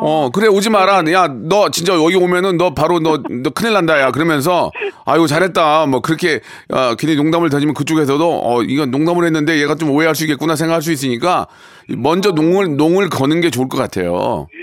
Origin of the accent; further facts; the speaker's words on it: Gunsan, North Jeolla, South Korea; moved away; 저도 고향이 군산인데